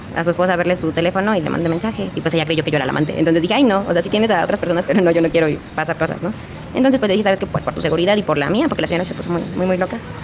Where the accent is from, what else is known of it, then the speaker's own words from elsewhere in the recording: Hidalgo, Mexico; moved away as an adult; Yo no soy de aquí del estado, yo soy de Hidalgo. Tenía toda mi vida viviendo ahí